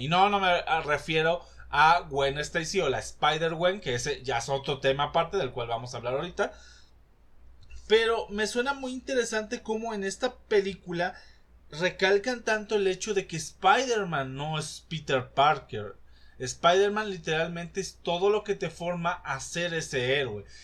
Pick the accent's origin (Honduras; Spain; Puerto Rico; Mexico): Mexico; nosotros como mexicanos